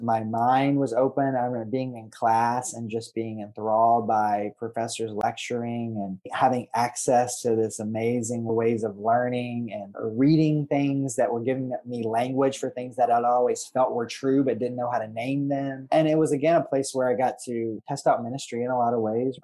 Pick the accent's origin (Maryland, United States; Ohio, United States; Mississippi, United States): Mississippi, United States; moved away as an adult; also born or lived in Birmingham, Alabama; the things about mississippi that are often louder in terms of stereotypes are very true in my hometown